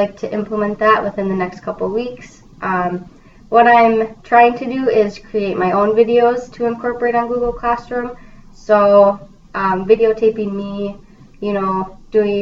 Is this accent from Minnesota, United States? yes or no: yes; Minnetonka, Minnesota, United States; also born or lived in Fargo, North Dakota; I went to high school at Minnetonka in Minnesota